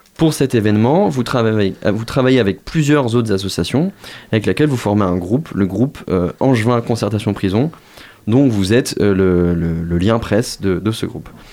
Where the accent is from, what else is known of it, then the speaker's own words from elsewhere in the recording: Moselle, Grand Est, France; je viens de la Moselle